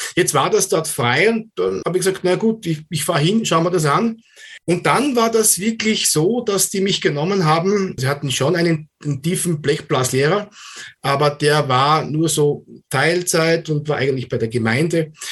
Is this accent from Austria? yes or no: yes; Austria; bei uns in Österreich